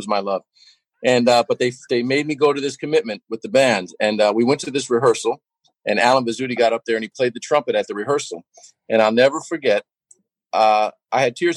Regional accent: New York, United States; as a kid growing up in New York

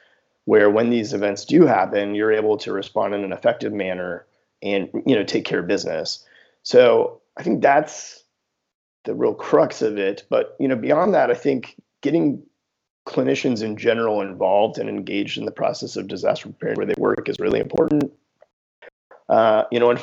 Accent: Houston, Texas, United States; also born or lived in New Orleans; I grew up in Houston

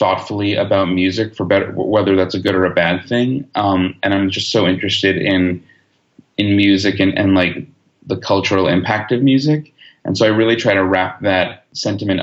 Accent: Long Island, New York, United States; moved away as an adult; now in Los Angeles, United States; I grew up on Long Island and went to NYU and lived in the city for a really long time

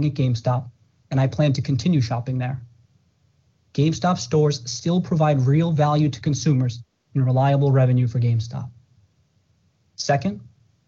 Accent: Brockton, Massachusetts, United States; I grew up in Brockton, Massachusetts

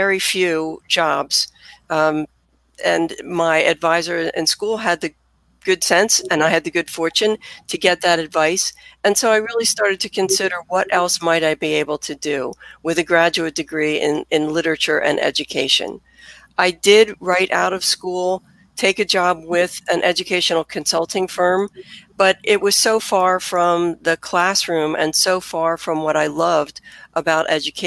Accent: Philadelphia, Pennsylvania, United States; also born or lived in Bryn Mawr, Pennsylvania; as anyone can tell from my accent, I am a native Philadelphian

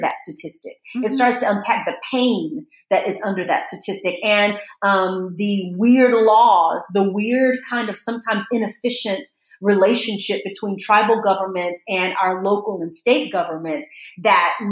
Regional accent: United States; I'm so American in my mindset

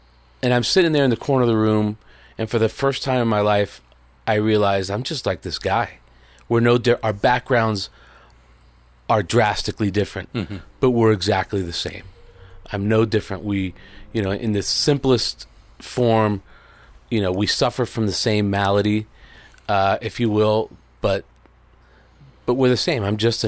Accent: Miami, Florida, United States; also born or lived in Puerto Rico; I was born in Puerto Rico, and I grew up in Miami mostly. From 12 on, it was Miami, Florida.

